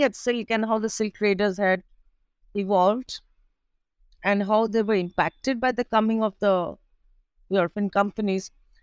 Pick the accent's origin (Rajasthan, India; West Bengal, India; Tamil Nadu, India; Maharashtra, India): West Bengal, India; Kolkata; also born or lived in New Delhi, India / Paris, France; I was born in Calcutta. It's a city on East Coast India, and it's called Kolkata now.